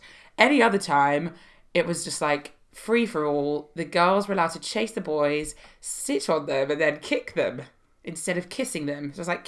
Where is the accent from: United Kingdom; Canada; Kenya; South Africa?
United Kingdom; London; In North London, not far from where we currently are, in Chalk Farm.